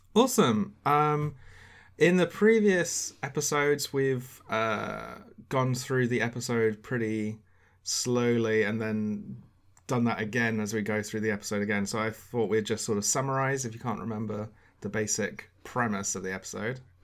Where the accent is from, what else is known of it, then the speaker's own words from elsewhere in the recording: United Kingdom; as a British person